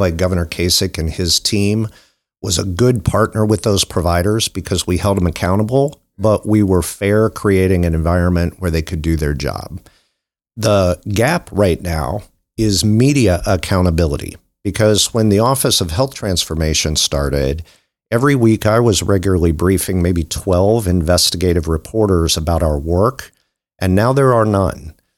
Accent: New Concord, Ohio, United States; I grew up in New Concord, Ohio

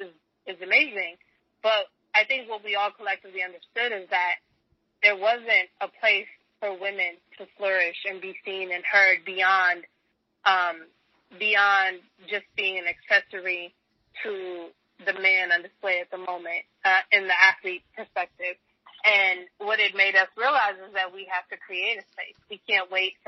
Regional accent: Chicago, Illinois, United States; I'm from Chicago, so I was here during the reign of Jordan and the Bulls, and my family was a big Bulls family

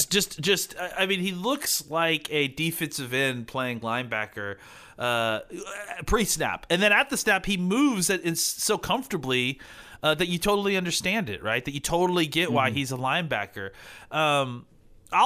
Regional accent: Dallas, Texas, United States; I'm from Dallas.

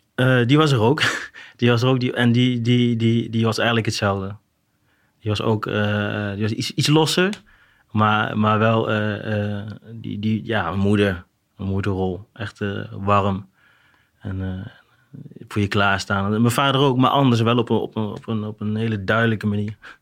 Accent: Arnhem, Gelderland, Netherlands; Ik kom uit Arnhem

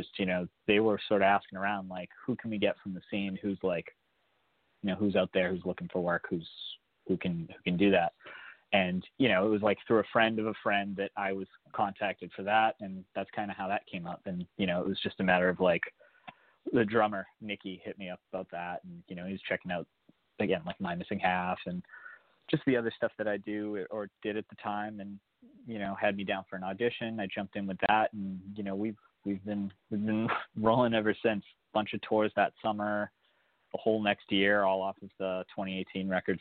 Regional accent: Boston, Massachusetts, United States; I'm from the Boston area

